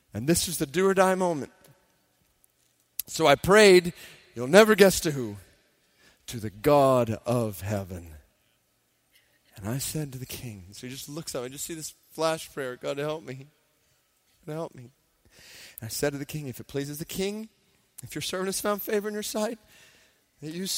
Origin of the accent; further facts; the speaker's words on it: Stone Mountain, Georgia, United States; I grew up in Stone Mountain, Georgia